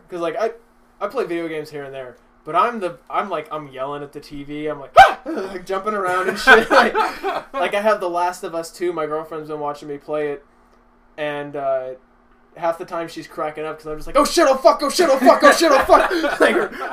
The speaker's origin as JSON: {"language": "English", "town": "Tacoma", "region": "Washington", "country": "United States", "tie": "born or raised there", "also_born_or_lived": "Virginia / Olympia, Washington", "said": "I was born in Virginia and then I lived in Olympia for a little while, but like my formative years were in Tacoma."}